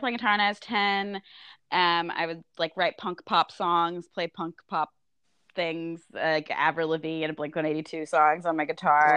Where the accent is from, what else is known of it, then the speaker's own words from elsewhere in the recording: Austin, Texas, United States; I'm from Austin